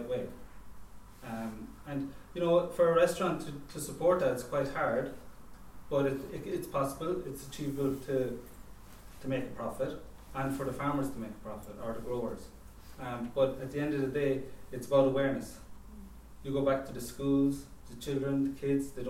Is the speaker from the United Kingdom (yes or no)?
no; Cork, Munster, Ireland; I grew up in Cork, it's a seaside town